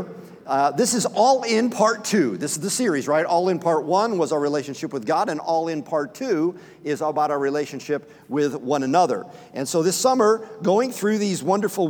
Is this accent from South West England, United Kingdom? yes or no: no; Scotland, United Kingdom; I'm Scottish.